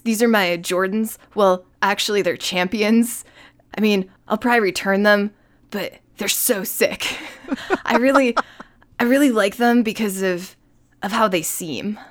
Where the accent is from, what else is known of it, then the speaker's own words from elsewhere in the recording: New York, United States; I'm a New Yorker by origin